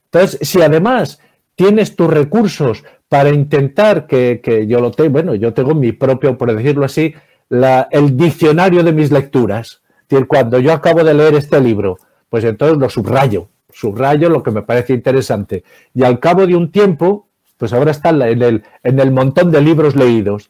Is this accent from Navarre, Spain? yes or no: yes; Navarre, Spain; yo soy de Navarra